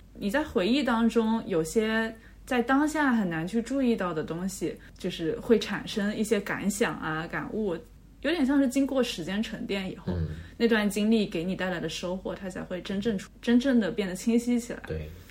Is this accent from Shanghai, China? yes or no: no; Zhejiang, China; 因为我老家是浙江那边